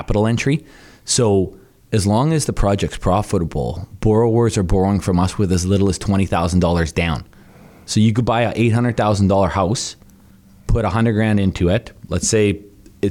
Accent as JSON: {"language": "English", "town": "Thunder Bay", "region": "Ontario", "country": "Canada", "tie": "born or raised there", "moved": "yes", "lives_now": "Calgary, Canada", "said": "Thunder Bay, Ontario"}